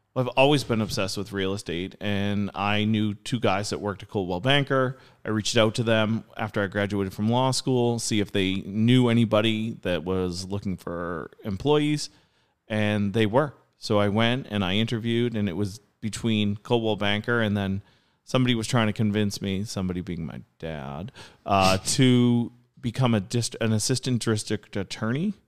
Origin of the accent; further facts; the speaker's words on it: Nahant, Massachusetts, United States; I grew up on the North Shore. I went to school in Nahant